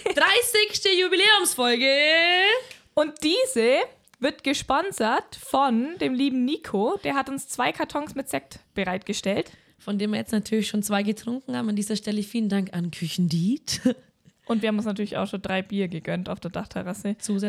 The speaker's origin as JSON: {"language": "German", "region": "Allgäu", "country": "Germany", "said": "wir als Allgäuer"}